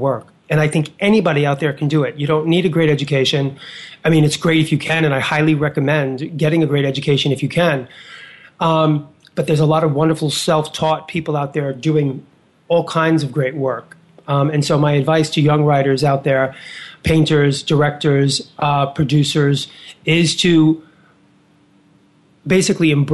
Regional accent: New York City, New York, United States; I was a kid from Hell's Kitchen, 10th Avenue, 49th Street

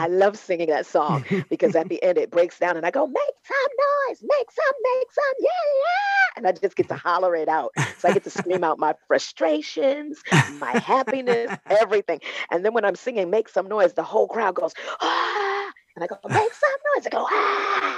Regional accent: New York City, New York, United States; I'm born and bred in Brooklyn

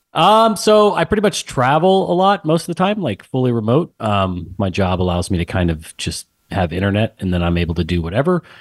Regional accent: San Antonio, Texas, United States; moved away as an adult; also born or lived in West Point, New York; born and raised in San Antonio, Texas. Um, grew up there, same house, everything

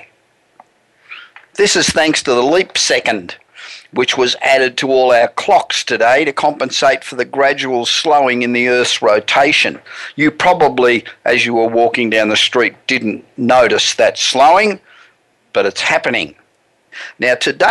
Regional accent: Australia; moved away as an adult; now in United States; I was born in Australia and I moved to the US 27 years

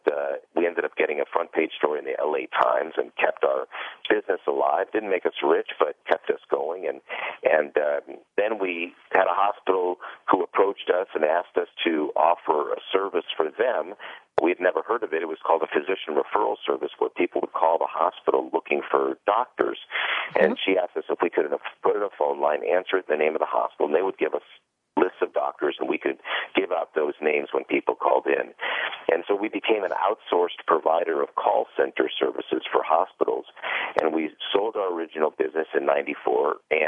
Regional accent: Los Angeles, California, United States; I was born and raised in Los Angeles

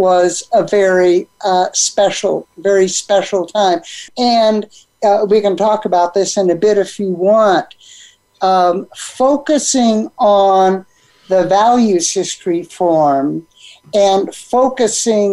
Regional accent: San Diego, California, United States; now in New Mexico, United States; growing up on the Pacific Ocean in San Diego

